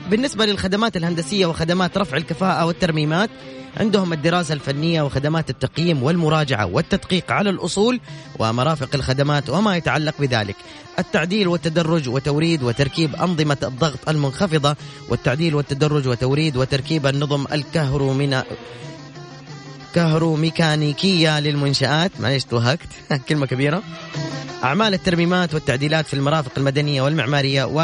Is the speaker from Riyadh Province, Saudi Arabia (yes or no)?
no; Jeddah, Makkah Province, Saudi Arabia; انا من جده